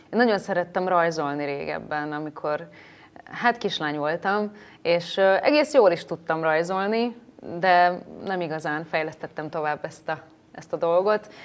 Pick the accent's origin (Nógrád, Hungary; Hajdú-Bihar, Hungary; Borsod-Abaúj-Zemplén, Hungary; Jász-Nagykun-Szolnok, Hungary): Nógrád, Hungary; Salgótarján area; born or raised there; now in Budapest, Hungary